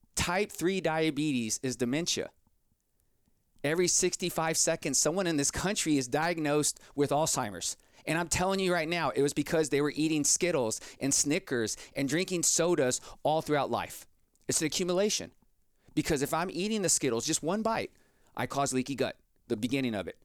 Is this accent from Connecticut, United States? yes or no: no; Texas, United States; 'cause I'm from Texas. Everyone drinks Big Red down here